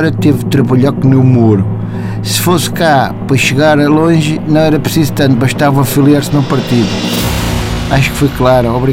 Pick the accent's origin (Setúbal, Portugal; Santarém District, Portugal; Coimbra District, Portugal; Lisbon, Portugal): Lisbon, Portugal; Cacém; não é preciso mais nada. Eu sou do Cacém.